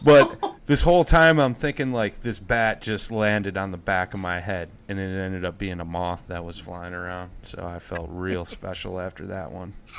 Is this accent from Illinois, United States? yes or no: yes; Crystal Lake, Illinois, United States; When I was a kid, uh, I grew up in Crystal Lake, northern Illinois, about an hour outside of Chicago